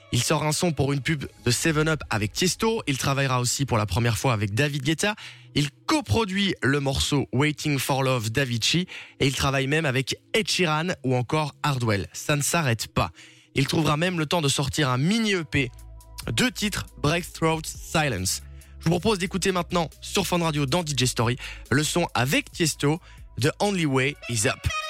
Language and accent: French; Belgium; chez nous en Belgique